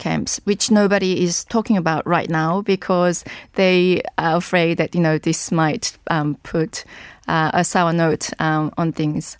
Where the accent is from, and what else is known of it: South Korea; also born or lived in England